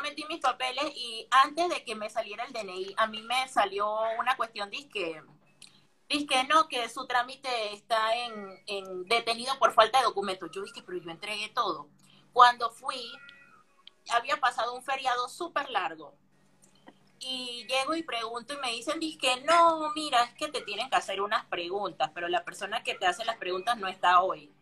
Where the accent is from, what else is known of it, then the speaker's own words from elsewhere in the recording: Panama; moved away as an adult; now in Buenos Aires, Argentina; los panameños somos los argentinos de Centroamérica